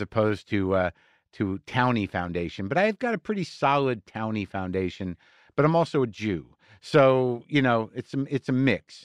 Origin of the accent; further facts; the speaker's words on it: Jersey City, New Jersey, United States; moved away; also born or lived in San Francisco / New York; I was born in Jersey City, New Jersey